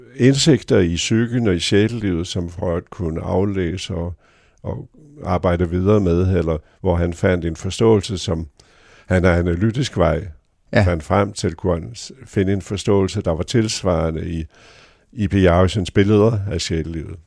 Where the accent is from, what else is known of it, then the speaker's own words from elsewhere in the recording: North Jutland, North Denmark Region, Denmark; vi er jo nordjyder